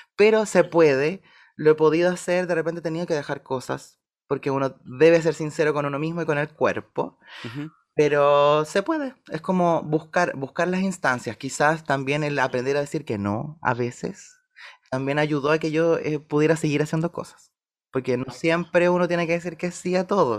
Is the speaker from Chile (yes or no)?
yes; Valdivia, Los Ríos, Chile; moved away as an adult; yo nací en Valdivia, soy de Valdivia y viví 17 años en Valdivia